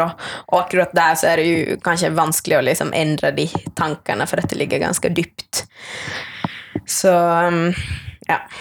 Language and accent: Swedish; Finland; accent: Finland Swedish; moved away; also born or lived in Norway; jag kommer från Finland eh, opprinnelig, men jag snakker svensk. Eh, jag är finlandssvensk